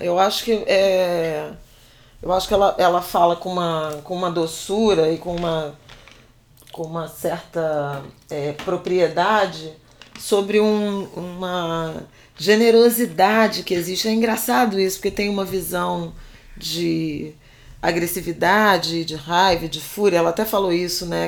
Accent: Brazil; Nós somos brasileiros, brasileiras

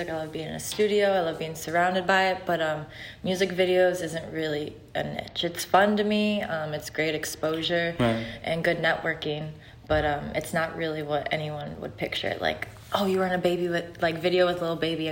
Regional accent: Chicago, Illinois, United States; moved away as an adult; now in Los Angeles, United States; I've been out in L.A. for a year and a half. I'm originally from Chicago

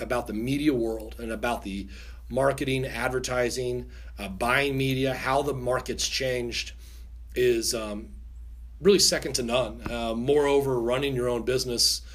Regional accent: Eureka, Kansas, United States; I grew up in the Eureka, Kansas area

